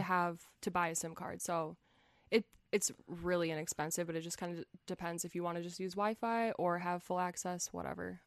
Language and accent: English; United States; first language English; I'm from the United States